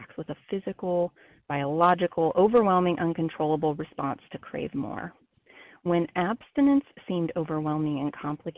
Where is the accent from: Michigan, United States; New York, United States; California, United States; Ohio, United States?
Ohio, United States; moved away as an adult; now in South Carolina, United States; I am from Ohio, recently relocated, and now living in South Carolina as of this past week